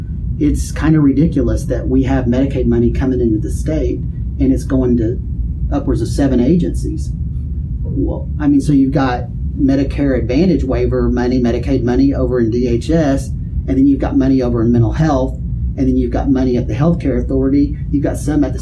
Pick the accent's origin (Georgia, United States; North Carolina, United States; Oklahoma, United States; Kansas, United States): Oklahoma, United States; Duncan; I'm from Duncan